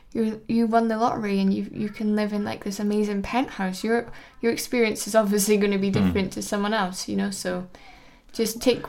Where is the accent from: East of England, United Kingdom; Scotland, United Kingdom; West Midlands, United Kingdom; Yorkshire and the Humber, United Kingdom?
Scotland, United Kingdom; Edinburgh; now in London, United Kingdom; Because I'm from Edinburgh